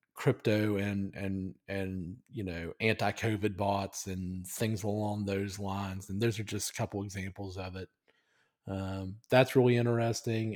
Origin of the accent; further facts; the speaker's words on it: United States; as an American